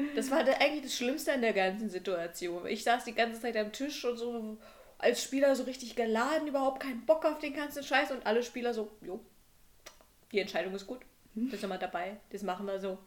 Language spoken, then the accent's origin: German; Brandenburg, Germany; moved away as an adult; now in Halle, Germany; wenn ich als Brandenburger hier in Halle sitze